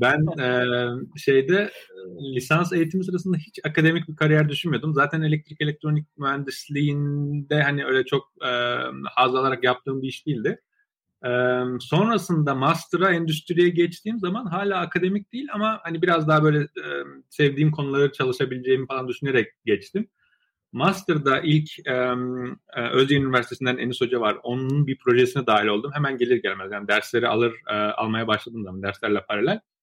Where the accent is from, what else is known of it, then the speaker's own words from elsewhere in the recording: Trabzon, Turkey; moved away as an adult; also born or lived in Baku, Azerbaijan / Ankara, Turkey / Istanbul, Turkey / Waterloo, Canada; now in United States; Bakü Azerbaycan doğumluyum. 7 ee, yaşında ailemle birlikte Türkiye'ye taşındım. İşte Trabzon'da e, liseye kadar, e, üniversiteye kadar Trabzon'da okudum.